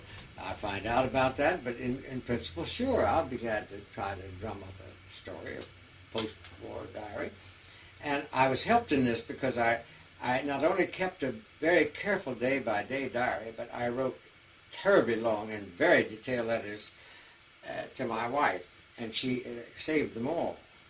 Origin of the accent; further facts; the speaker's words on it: Indiana, United States; now in San Francisco, United States; my home state of Indiana.